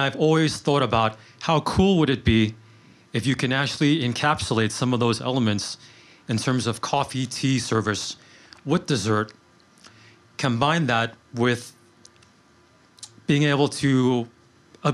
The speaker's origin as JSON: {"language": "English", "town": "New York City", "region": "New York", "country": "United States", "tie": "born or raised there", "said": "I grew up in Queens"}